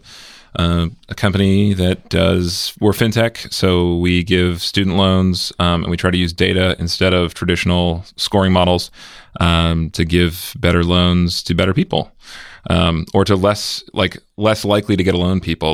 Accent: Severna Park, Maryland, United States; moved away as an adult; now in Bay Area, United States; I grew up in Maryland

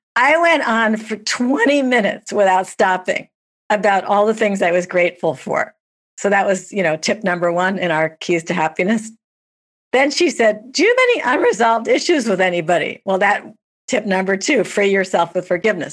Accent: New York, United States; I'm a New Yorker

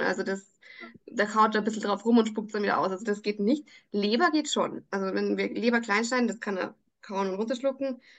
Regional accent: Salzburg, Austria; bei uns in Salzburg

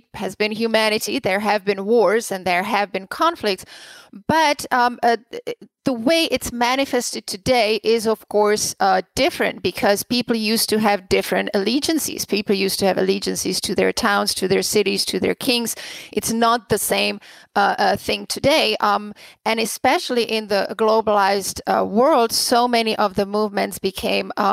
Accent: Prague, Czechia; now in United States; I am originally from the Czech Republic, from Prague. I was born and raised there during the communist times.

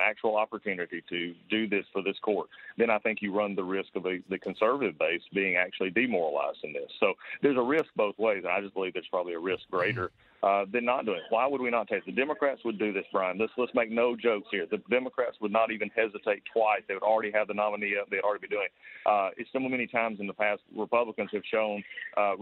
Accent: Georgia, United States; my home state of Georgia

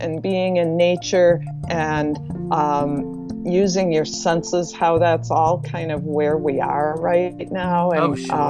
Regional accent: Midwest, United States; also born or lived in Wisconsin / Minnesota; And also of growing up in the Midwest, where snow was pretty much half of your year in Wisconsin and Minnesota.

